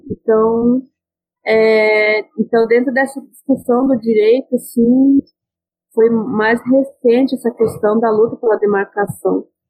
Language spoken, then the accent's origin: Portuguese; Santa Catarina, Brazil; eu sou daqui de Santa Catarina, né, sou originária desse território